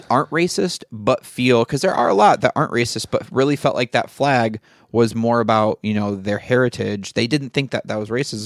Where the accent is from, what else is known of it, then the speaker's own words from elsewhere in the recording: Michigan, United States; moved away; I grew up in Michigan.